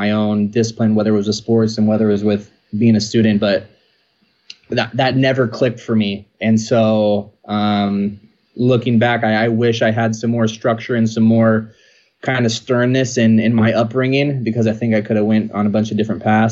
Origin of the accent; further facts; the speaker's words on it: Rocklin, California, United States; also born or lived in Sacramento; I grew up in Rockland. So that's actually the name of the town. I now reside in Lincoln.